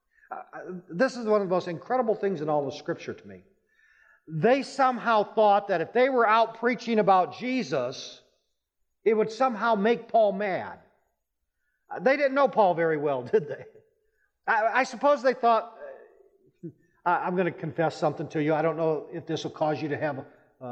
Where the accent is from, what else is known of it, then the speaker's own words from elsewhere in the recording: Rapid City, South Dakota, United States; moved away as an adult; also born or lived in Texas; I grew up in the Rapid City area